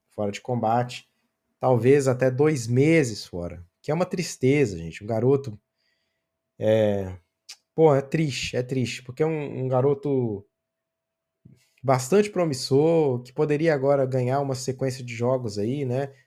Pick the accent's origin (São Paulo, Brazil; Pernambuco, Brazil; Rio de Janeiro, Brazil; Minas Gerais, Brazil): Minas Gerais, Brazil; north of; eu sou do norte de Minas, no norte de Minas não tem um estádio que preste